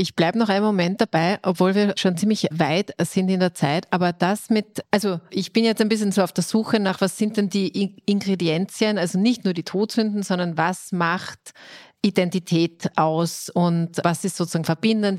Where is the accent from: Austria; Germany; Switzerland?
Austria; Styria; now in Vienna, Austria; ich bin als Steirerin nach Wien gekommen